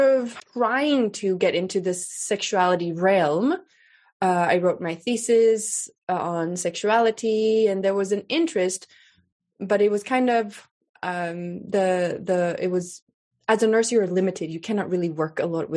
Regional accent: Sweden; I grew up in Sweden. I'm Swedish. I grew up in Sweden.

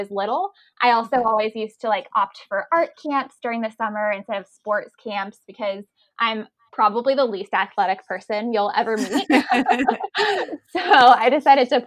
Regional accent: North Carolina, United States; moved away as an adult; also born or lived in Nashville, Tennessee / Knoxville, Tennessee; now in Texas, United States; I grew up in North Carolina. That's where we moved there when I was about 8 years old.

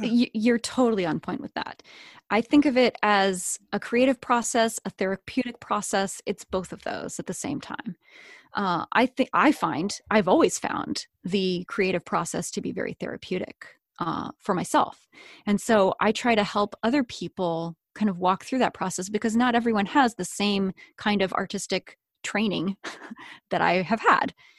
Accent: Chapel Hill, North Carolina, United States; moved away; also born or lived in Seattle, Washington; I grew up in North Carolina.

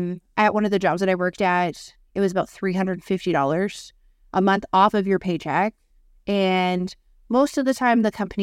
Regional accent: Canada; when it comes to, like, healthcare and being Canadian and stuff like

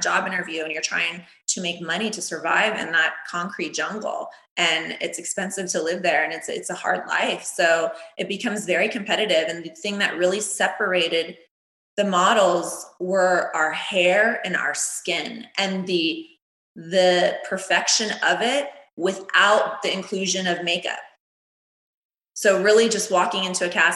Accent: Cocoa Beach, Florida, United States; also born or lived in New York; now in Los Angeles, United States; When I was little, I grew up in Cocoa Beach, Florida, super sunny, hot all the time

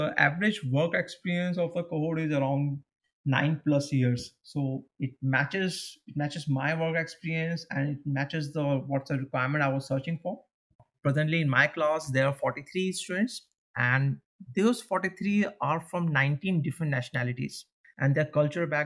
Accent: India; moved away as an adult; also born or lived in Pune, India; now in Copenhagen, Denmark; I'm from India.

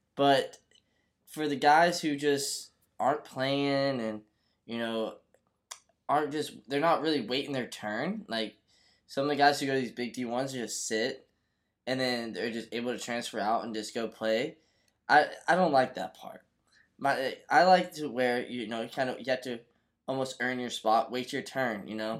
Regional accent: Florida, United States; my home state, the University of Florida. Uh, I, you know, I just grew up watching this team. I'm, you know, from Florida

